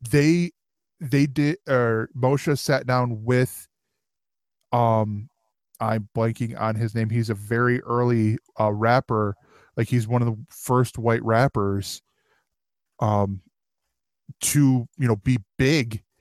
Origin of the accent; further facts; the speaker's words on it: Brooklyn, New York, United States; because of the fact that of where I'm from. I'm from Brooklyn.